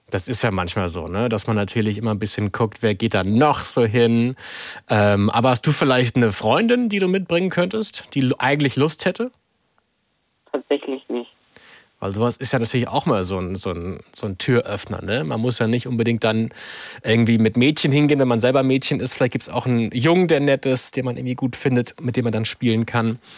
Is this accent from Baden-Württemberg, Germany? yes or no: no; Salzwedel, Saxony-Anhalt, Germany; komme aus Salzwedel. Und wie alt bist du? Ich bin elf Jahre alt.